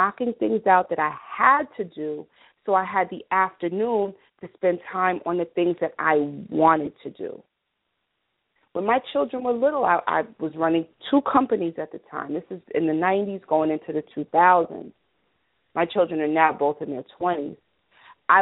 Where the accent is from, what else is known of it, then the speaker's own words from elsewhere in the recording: New York, United States; I'm an American, 212 New York, born, bred, and raised.